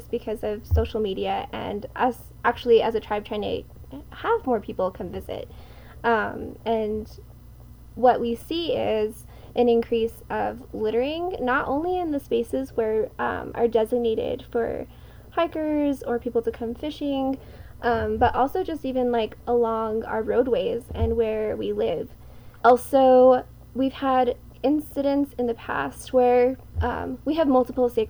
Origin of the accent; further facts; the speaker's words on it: Nambe, New Mexico, United States; I'm from Nangbe Owinge, which is also known as the Pueblo of Nambe. It's one of six Tewa-speaking tribes in northern New Mexico